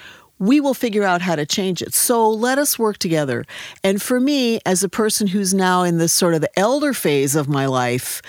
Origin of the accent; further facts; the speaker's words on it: Wisconsin, United States; I was a sophomore in high school in Wisconsin